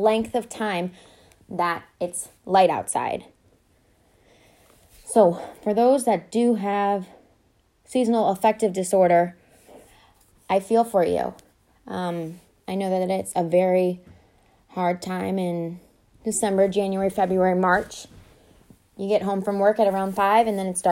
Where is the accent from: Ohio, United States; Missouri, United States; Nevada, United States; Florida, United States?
Ohio, United States; now in North Carolina, United States; I'm from Ohio